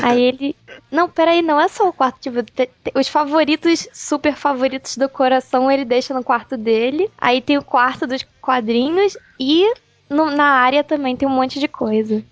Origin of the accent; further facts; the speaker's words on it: Rio de Janeiro, Brazil; Eu sou do Rio